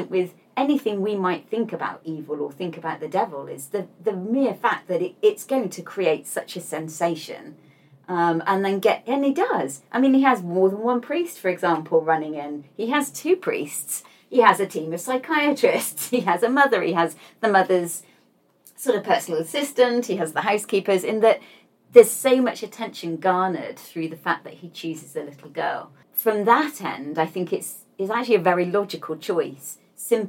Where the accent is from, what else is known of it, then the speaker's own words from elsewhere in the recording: United Kingdom; I'm British